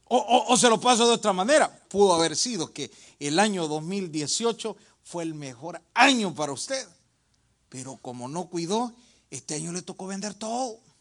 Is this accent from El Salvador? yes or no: yes; El Salvador; moved away; En mi país, El Salvador